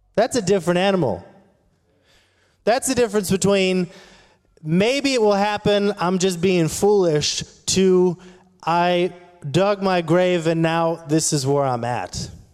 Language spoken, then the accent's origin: English; South Orange County, California, United States; I grew up in South Orange County